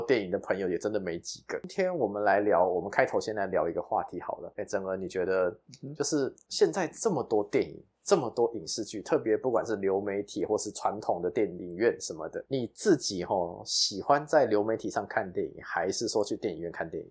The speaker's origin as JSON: {"language": "Chinese", "country": "Taiwan", "said": "我们台湾人"}